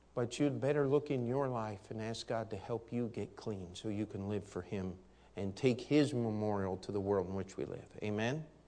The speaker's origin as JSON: {"language": "English", "country": "United States", "said": "as an American"}